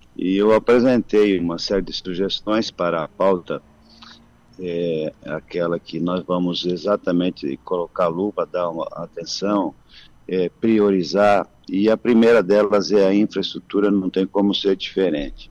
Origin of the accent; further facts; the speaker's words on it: São Lourenço do Oeste, Santa Catarina, Brazil; pela minha comunidade, onde eu nasci, tem uma festa tradicional todos os anos, no interior de São Lourenço do Oeste